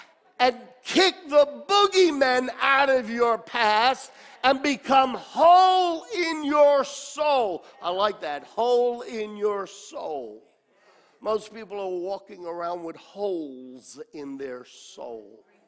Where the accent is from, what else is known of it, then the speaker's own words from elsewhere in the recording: New York, United States; born there; also born or lived in Australia; I was born in New York. Age of 8, 9, my parents went to Australia as senior pastors to pastor the Italian group of people. And we were there 6 years, came back to America. I was now 15 years old